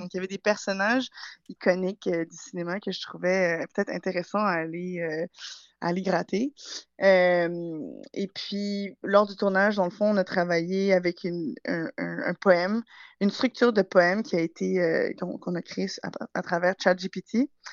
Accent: Montreal, Quebec, Canada; moved away as an adult; now in England; je suis née et j'ai grandi à Montréal.

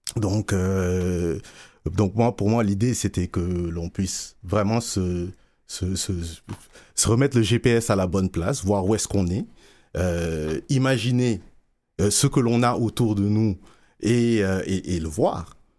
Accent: Dakar, Senegal; moved away as an adult; also born or lived in Sherbrooke, Quebec, Canada; now in Montreal, Canada; je suis né à Sherbrooke, j'ai grandi à Dakar.

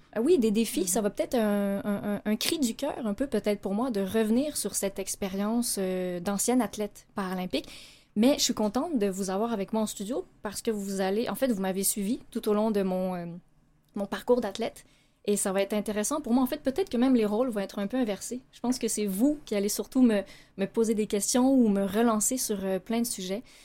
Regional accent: Laval, Quebec, Canada; on a grandi euh, à Laval

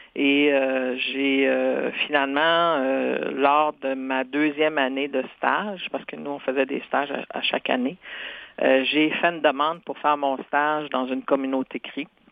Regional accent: Senneterre, Quebec, Canada; first language Cree; French is a second language; je suis né à Santerre et j'ai fait mes études primaires, secondaires à Sainte-Terre.

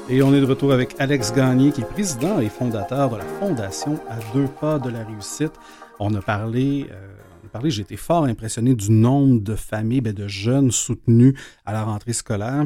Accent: L'Épiphanie, Quebec, Canada; j'ai grandi dans la Naudière, à l'Épiphanie.

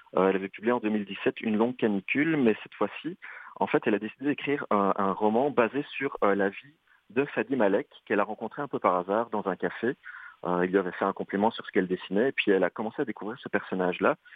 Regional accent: Belgium; accent: Belgian; now in Canada; tu remarques à mon accent que je viens plutôt de l'Europe et de la Belgique

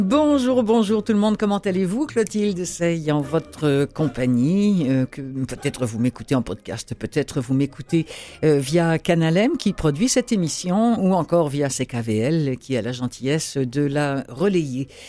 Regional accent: Quebec, Canada; on est chez nous au Québec

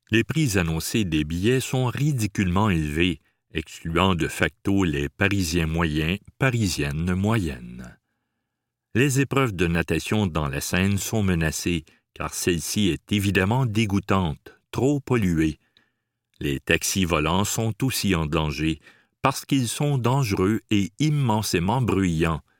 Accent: Chicoutimi, Quebec, Canada; Comme lui, j'ai grandi à Chicoutimi.

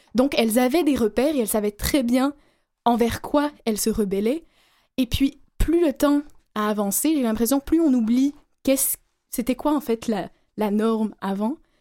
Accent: Algeria; moved away; je suis née en Algérie

